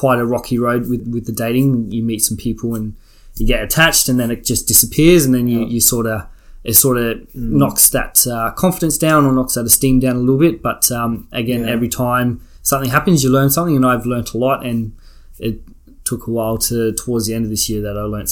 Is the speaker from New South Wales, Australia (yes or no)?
yes; Albury, New South Wales, Australia; moved away as an adult; now in Melbourne, Australia; So I grew up in Albury, Albury-Wodonga, definitely from the Albury side, New South Wales. Lived in Albury for 17, 18 years.